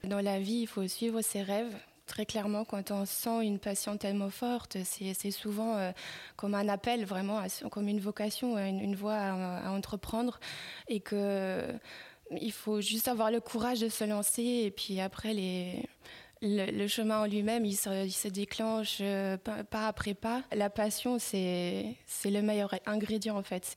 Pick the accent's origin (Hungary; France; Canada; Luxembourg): Luxembourg; je suis née aux Minette. j'ai grandi dans, ces environnements-là